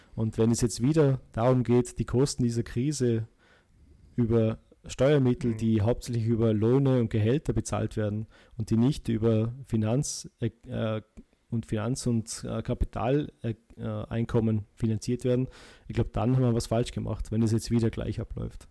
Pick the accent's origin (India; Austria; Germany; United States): Austria; bei uns in Österreich